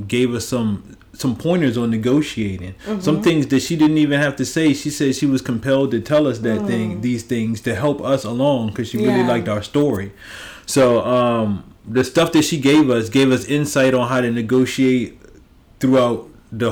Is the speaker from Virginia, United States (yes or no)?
yes; Richmond, Virginia, United States; I grew up on the South. Like, when I moved to Richmond, my whole entire life almost, I lived on the South side